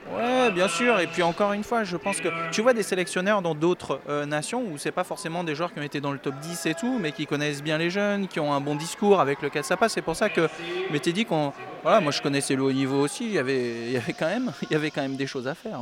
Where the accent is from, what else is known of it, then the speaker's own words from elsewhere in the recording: France; Nous personnellement en tant que Français